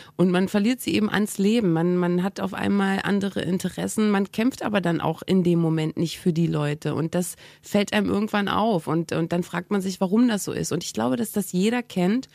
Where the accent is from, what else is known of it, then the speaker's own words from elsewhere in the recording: East Germany, Germany; moved away; ich bin ja aus dem Osten abgehauen und ähm, das habe ich zusammen gemacht mit meiner besten Freundin, die ich wirklich von der ersten Klasse an hatte